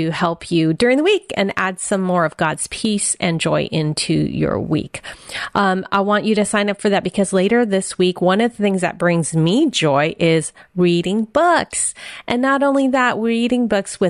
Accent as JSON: {"language": "English", "town": "San Francisco", "region": "California", "country": "United States", "tie": "born or raised there", "said": "I was born in San Francisco, Chinatown."}